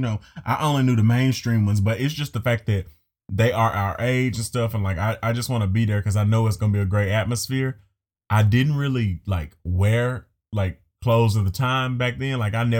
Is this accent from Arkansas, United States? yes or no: yes; Arkansas, United States; Growing up in Arkansas, people used to wear them clear Air Force Ones.